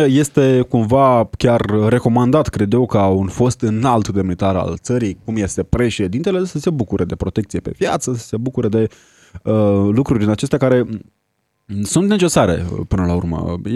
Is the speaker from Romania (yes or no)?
yes; Romania; iar eu ca un român responsabil am pus vina la comun